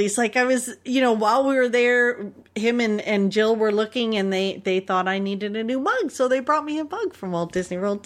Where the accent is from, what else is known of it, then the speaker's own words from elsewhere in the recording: Canada; accent: Canadian; our Canadian accents